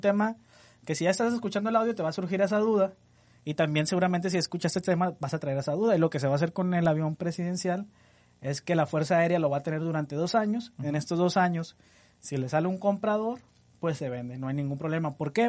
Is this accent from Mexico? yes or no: yes; Mexico; Nosotros como mexicanos